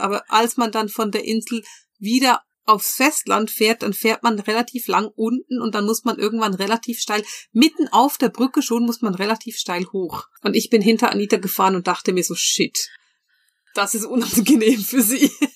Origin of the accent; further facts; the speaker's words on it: Bern, Switzerland; ich bin ja in Bern groß geworden